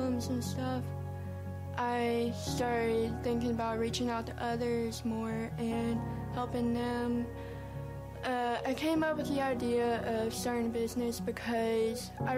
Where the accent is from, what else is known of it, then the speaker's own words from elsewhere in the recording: Prattville, Alabama, United States; also born or lived in China; I was born in China, and I was adopted when I was 10 months old. And then I moved to Alabama, and I've lived in Prattville all my life